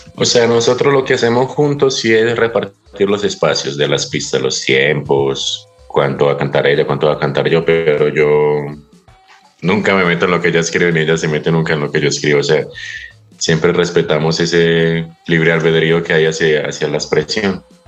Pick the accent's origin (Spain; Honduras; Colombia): Colombia; moved away as an adult; now in Otavalo, Ecuador; de donde yo vengo es un lugar donde usted crece